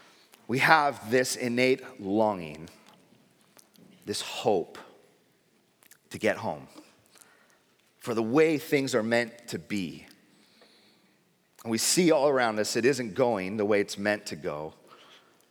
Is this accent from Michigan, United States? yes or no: no; San Diego, California, United States; I grew up in San Diego